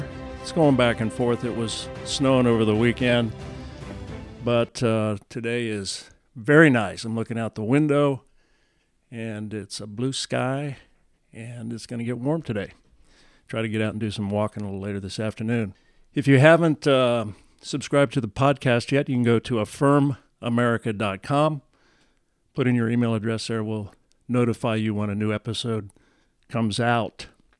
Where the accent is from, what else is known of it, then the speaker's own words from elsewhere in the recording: Reno, Nevada, United States; As you know, I grew up in Reno, Nevada. My father was stationed in the Air Force up there at Stead Air Force Base. And I've got a lot of fond memories of Reno, my childhood.